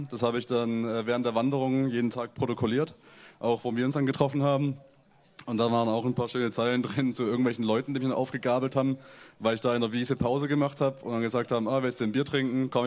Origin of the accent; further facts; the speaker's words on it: Germany; ich finde gerade als, äh, als Deutscher ist immer ein, ein ganz nettes Phänomen, so ganz tief in äh, die Kultur von einem anderen Land einzutauchen.